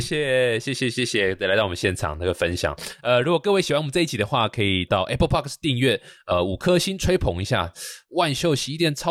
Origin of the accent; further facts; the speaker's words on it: Taichung, Taiwan; 我也是台中人，对我台中人。